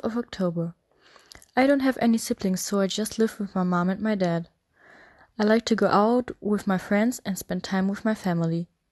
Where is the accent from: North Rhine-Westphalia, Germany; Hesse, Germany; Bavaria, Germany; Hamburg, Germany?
Hamburg, Germany; English is a second language; I'm from Hamburg and I'm 16 years old